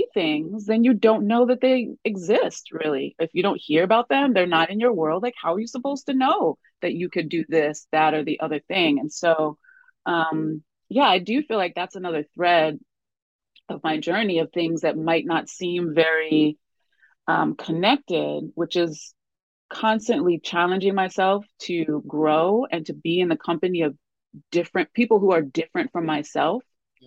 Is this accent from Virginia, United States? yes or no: no; Westchester County, New York, United States; also born or lived in Spain; I grew up outside of New York City. I grew up in Westchester County